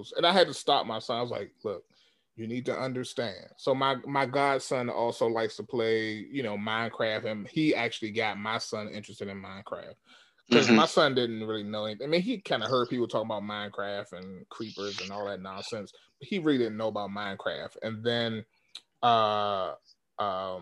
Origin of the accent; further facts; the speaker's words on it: Washington, District of Columbia, United States; I grew up in Washington, D.C., an area called Southeast Washington, D.C.